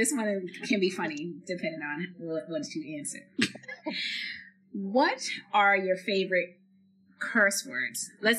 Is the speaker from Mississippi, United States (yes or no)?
no; Boston, Massachusetts, United States; We're from Boston.